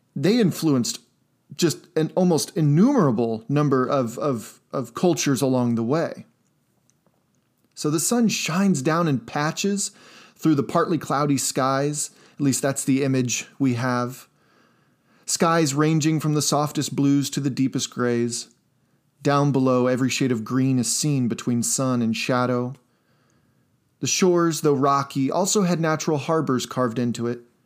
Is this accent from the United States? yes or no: yes; Indiana, United States; my home state of Indiana, here in the American Midwest